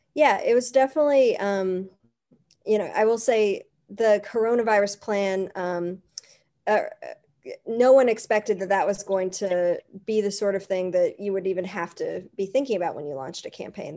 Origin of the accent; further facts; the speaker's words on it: Berea, Kentucky, United States; growing up in Berea